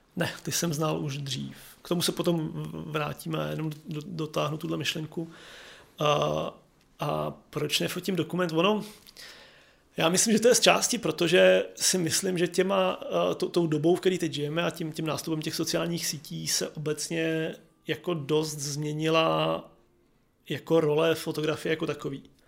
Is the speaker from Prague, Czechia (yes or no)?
yes; Prague, Czechia; born or raised there